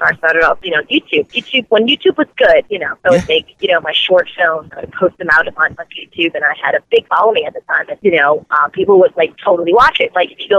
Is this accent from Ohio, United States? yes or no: no; Gainesville, Florida, United States; I am from, Gainesville.